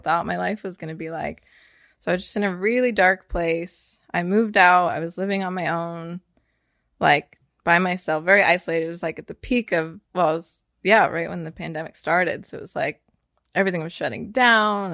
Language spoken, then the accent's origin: English; Northern California, United States; now in Austin, United States; I grew up in Northern California, but I've lived in lots of different states before I ended up here in Austin